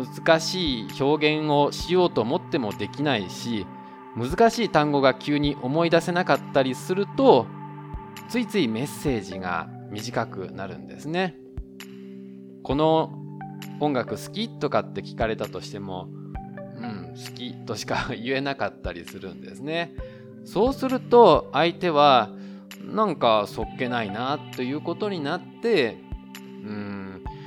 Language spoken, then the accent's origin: Japanese; Japan; now in Taiwan; 台湾の彼と日本の僕台湾人パートナーを持つ日本人